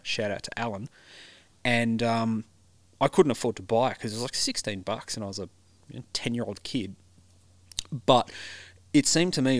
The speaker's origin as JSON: {"language": "English", "area": "Central Coast", "region": "New South Wales", "country": "Australia", "tie": "born or raised there", "said": "I grew up on the Central Coast in the 80s and 90s"}